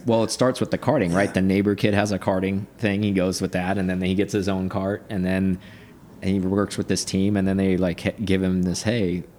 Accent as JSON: {"language": "English", "country": "United States", "said": "I'm American"}